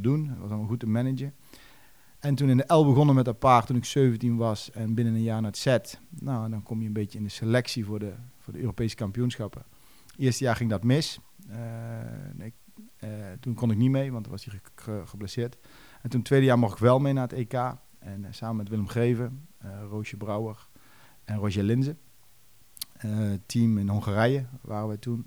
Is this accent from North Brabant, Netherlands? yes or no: no; Duiven, Gelderland, Netherlands; bij ons in Duiven